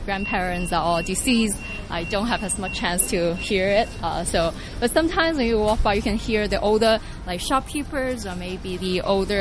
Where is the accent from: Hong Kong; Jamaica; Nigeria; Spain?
Hong Kong; I grew up actually just right across the street.